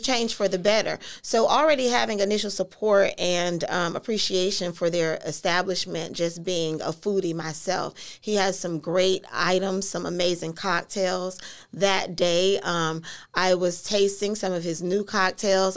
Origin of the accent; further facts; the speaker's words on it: Orlando, Florida, United States; originally from Orlando, um, born and raised in Carver Shores